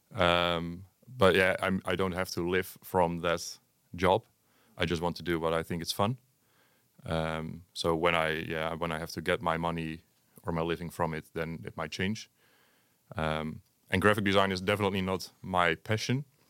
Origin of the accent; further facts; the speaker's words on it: Hengelo, Overijssel, Netherlands; also born or lived in Enschede; I'm originally from Hengelo also